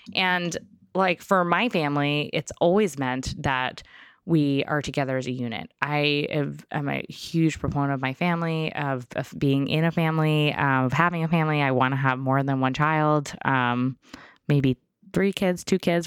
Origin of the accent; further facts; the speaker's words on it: New York, United States; I grew up in New York